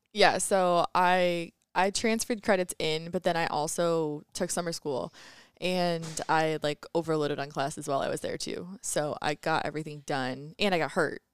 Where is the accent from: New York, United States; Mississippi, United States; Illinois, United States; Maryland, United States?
Illinois, United States; Cherry Valley; also born or lived in Indiana; I'm from Cherry Valley, Illinois, so right next to Rockford. I went to high school at Keith Country Day School in Rockford